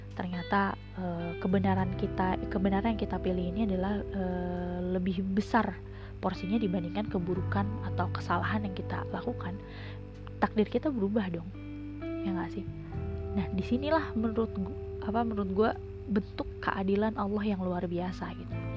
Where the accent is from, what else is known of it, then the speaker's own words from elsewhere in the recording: Indonesia; kita lahir di Indonesia